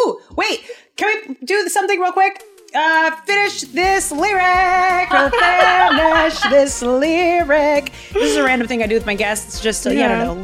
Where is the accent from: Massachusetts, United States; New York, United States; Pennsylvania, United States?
Massachusetts, United States; Boston; I'm from Boston